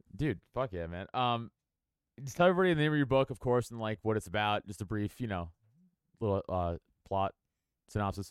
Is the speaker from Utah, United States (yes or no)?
no; New York City, New York, United States; I'm from New York and, like, I'm from Staten Island